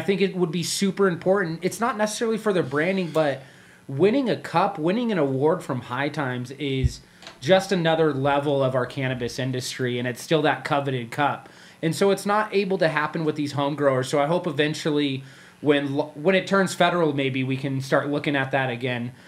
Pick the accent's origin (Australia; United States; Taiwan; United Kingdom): United States; Riverside, California; moved away as an adult; also born or lived in Orange County; now in Las Vegas, United States; I grew up in Riverside, California.